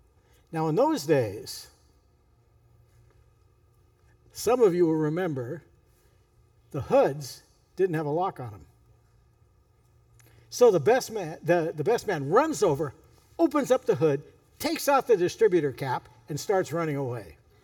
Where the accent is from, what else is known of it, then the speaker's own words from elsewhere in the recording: California, United States; You know, I grew up in Northern California.